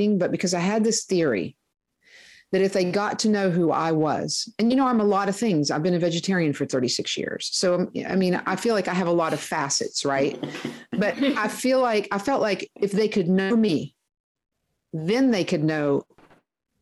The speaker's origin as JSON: {"language": "English", "area": "near Huntington", "region": "West Virginia", "country": "United States", "tie": "born or raised there", "said": "I grew up near Huntington, West Virginia"}